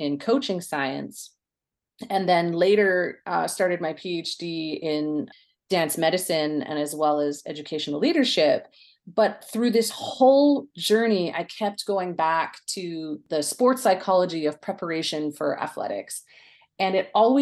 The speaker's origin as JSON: {"language": "English", "town": "Coquitlam", "region": "British Columbia", "country": "Canada", "tie": "born or raised there", "said": "I grew up in Coquitlam, British Columbia, out west, and grew up in the city."}